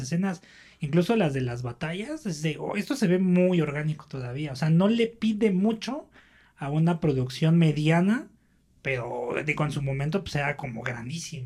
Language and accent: Spanish; Mexico City, Mexico; nosotros somos del norte de la Ciudad de México